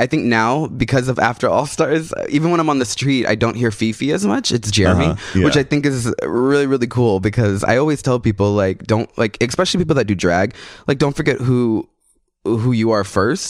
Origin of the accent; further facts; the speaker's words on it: San Antonio, Texas, United States; In Texas, San Antonio, Texas.